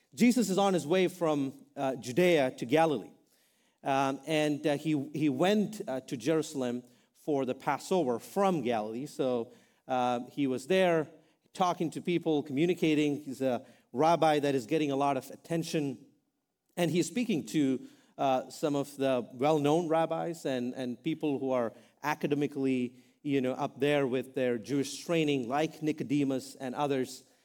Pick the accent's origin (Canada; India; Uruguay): India; now in United States; I'm an Indian guy.